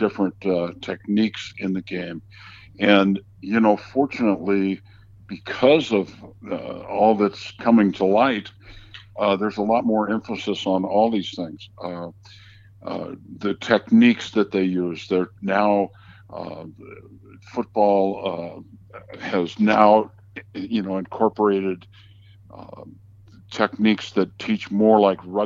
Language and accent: English; San Diego, California, United States; I grew up in San Diego